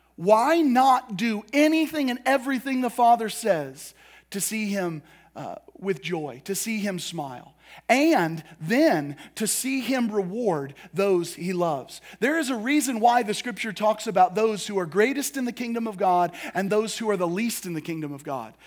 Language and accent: English; United States; us as American Christians